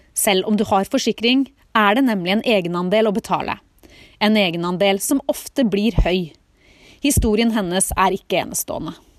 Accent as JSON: {"language": "Norwegian", "country": "Norway", "moved": "as an adult", "said": "Nå sitter vi plutselig hjemme i Norge"}